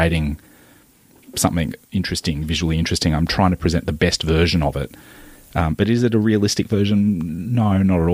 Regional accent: Maitland, New South Wales, Australia; growing up in Maitland, in the Hunter Valley of New South Wales

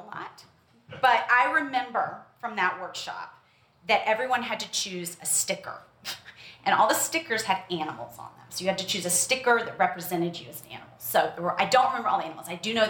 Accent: Memphis, Tennessee, United States; but I did grow up in the Deep South. I grew up in Memphis.

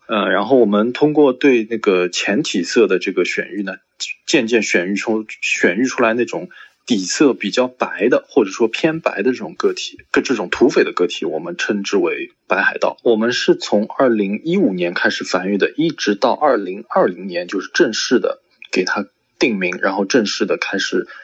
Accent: Shanghai, China; 我是，来自上海的一位爬友，或者说是一个繁殖者

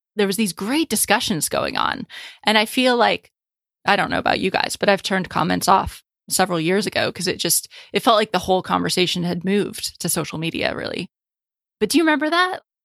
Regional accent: United States; moved away as an adult; also born or lived in Paris, France / England; I'm an American in Paris

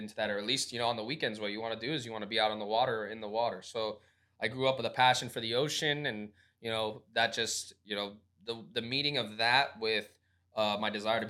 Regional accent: Miami Beach, Florida, United States; I grew up in Miami Beach, kind of bounced around to the Boulevard later on in, like, my teenage years and moved out of here.

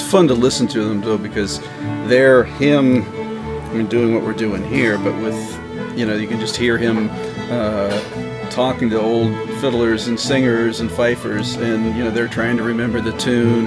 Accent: York County, Pennsylvania, United States; I grew up in York County

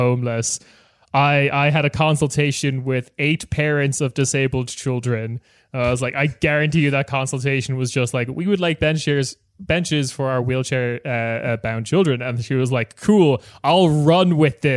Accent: Ireland; I'm the Irish one.

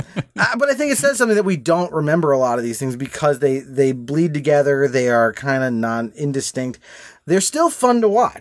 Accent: Laguna Beach, California, United States; Well, I grew up in Laguna Beach, California, and Robert Englund's house was in the same town, and so it's a relatively small city.

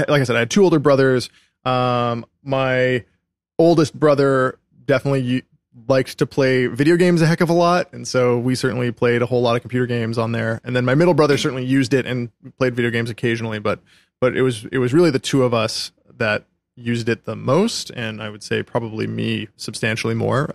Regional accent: Calgary, Alberta, Canada; moved away as an adult; I grew up in Calgary, Canada

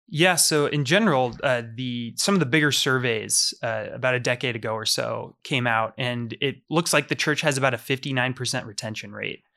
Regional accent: Omaha, Nebraska, United States; I grew up here in Omaha, Nebraska.

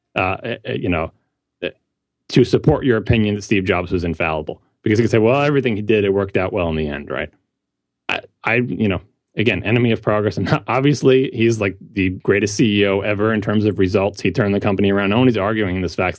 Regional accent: Long Island, New York, United States; I grew up on Long Island

